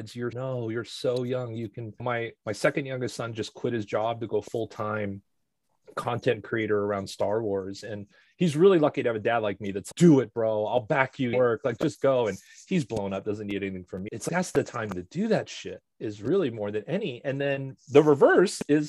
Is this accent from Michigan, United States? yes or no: no; Los Angeles, California, United States; also born or lived in Seattle / Boston / New York; I think probably right around first grade, we moved